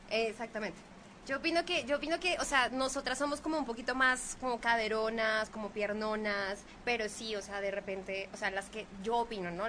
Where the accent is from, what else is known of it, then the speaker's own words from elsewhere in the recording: Bogotá, Colombia; moved away; las mujeres más insípidas de Colombia somos las de Bogotá